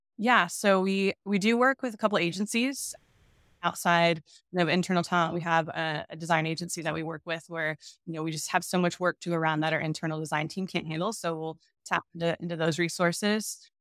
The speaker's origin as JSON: {"language": "English", "region": "Texas", "country": "United States", "tie": "born or raised there", "also_born_or_lived": "Milwaukee, Wisconsin", "moved": "as an adult", "said": "I born and raised in Texas"}